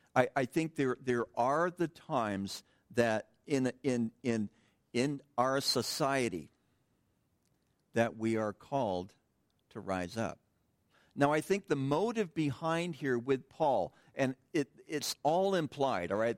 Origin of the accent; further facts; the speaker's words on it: United States; us as American Christians